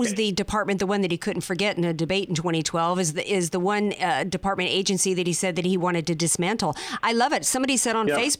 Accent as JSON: {"language": "English", "region": "Louisiana", "country": "United States", "said": "I come from Louisiana"}